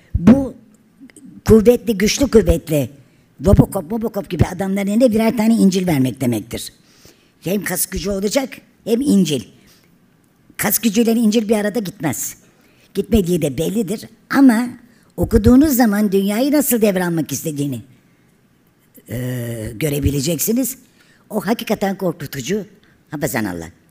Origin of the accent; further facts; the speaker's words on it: Turkey; biz Türk'üz.